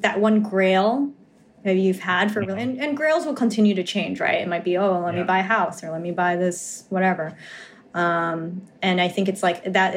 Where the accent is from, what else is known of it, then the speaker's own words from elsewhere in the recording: New York, United States; I'm from New York